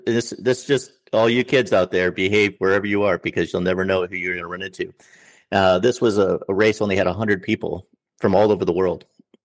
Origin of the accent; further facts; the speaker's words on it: Minnesota, United States; I said, well, I'm from Minnesota, which is a state in the north middle part of the United States.